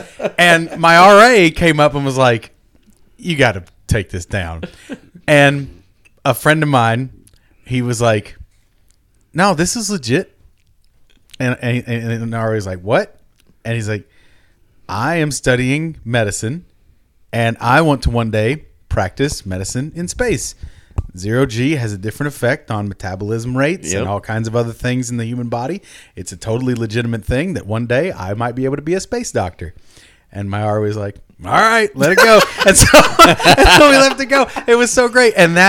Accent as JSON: {"language": "English", "town": "Richmond", "region": "Kentucky", "country": "United States", "tie": "born or raised there", "moved": "yes", "lives_now": "Las Vegas, United States", "said": "A woman from my hometown won that contest. Did she really? A woman from Richmond, Kentucky won that contest. Mm-hmm. That was before I'd come to Vegas."}